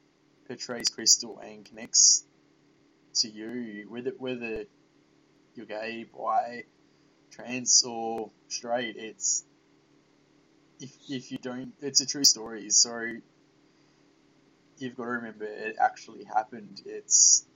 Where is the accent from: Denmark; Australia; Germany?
Australia; as an Australian